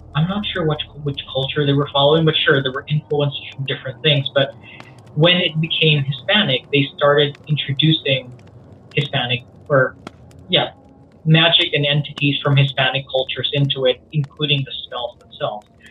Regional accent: Abu Dhabi, United Arab Emirates; first language Cebuano; English is a second language; moved away; also born or lived in Philippines / Australia; growing up in Abu Dhabi in your seventh floor flat in the middle of the Middle East

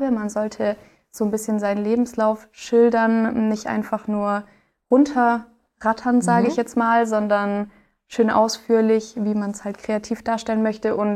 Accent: Bavaria, Germany; now in Ulm, Germany; also ich komme aus dem Allgäu und habe da eigentlich auch schon eineinhalb Jahre allein in meiner Wohnung gewohnt

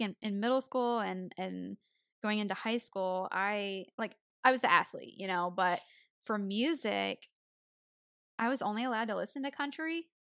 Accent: Tennessee, United States; accent: country; moved away as an adult; I was born in Tennessee, so I've had the accent, you know, for eighteen years

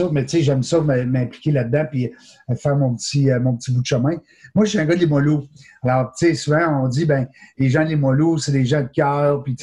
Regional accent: Quebec City, Quebec, Canada; Moi, je suis un gars de Limoilou. Je ne sais pas si on s'en est déjà parlé, mais moi, je viens de Limoilou.

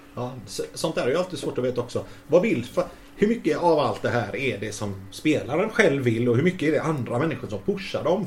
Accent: Gothenburg, Västra Götaland, Sweden; moved away; jag är ju från Hisings Backa

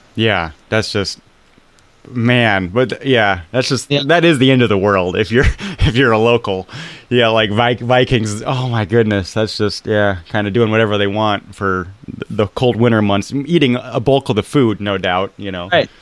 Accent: United States; As an American

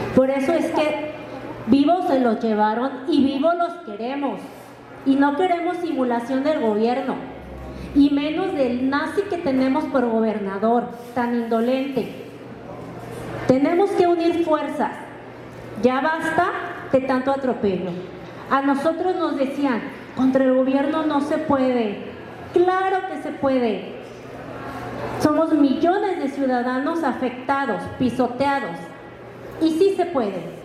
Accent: Temacapulín, Jalisco, Mexico; también vengo de la comunidad de Temacapulín

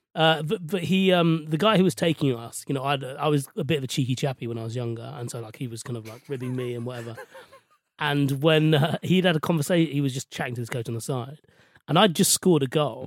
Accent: London, United Kingdom; I was born and raised in West London

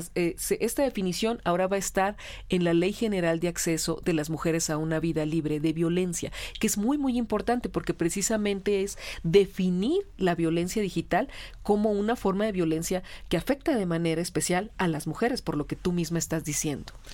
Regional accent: Hermosillo, Sonora, Mexico; moved away; yo soy de Hermosillo

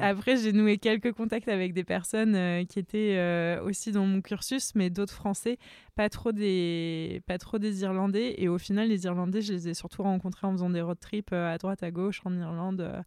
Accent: France; I'm a French photographer

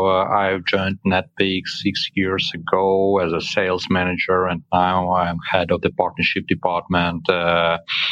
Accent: Kharkiv, Kharkiv Oblast, Ukraine; English is a second language; moved away as an adult; also born or lived in western Ukraine; The second biggest office is in Kharkiv. It's my native city, and I had to relocate from Kharkiv

